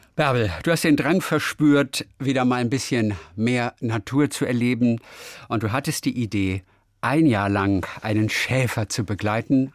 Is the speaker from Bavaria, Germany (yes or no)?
no; Lübeck, Schleswig-Holstein, Germany; moved away; also born or lived in Lower Saxony; Ich komme aus Lübeck und ich bin ganz oft da. Ich bin ja ein Kind das, von der Ostsee.